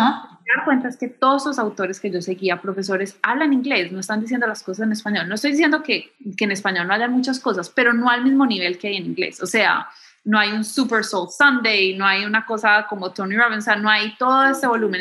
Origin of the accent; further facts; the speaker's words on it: Medellín, Antioquia, Colombia; moved away as an adult; also born or lived in Bogotá / New York / Miami / Chicago; now in United States; Yo crecí en Medellín